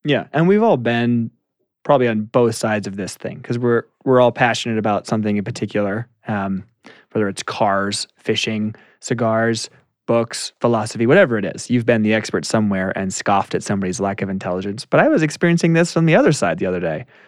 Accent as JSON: {"language": "English", "town": "Colorado Springs", "region": "Colorado", "country": "United States", "also_born_or_lived": "Duarte, California", "said": "Colorado Springs"}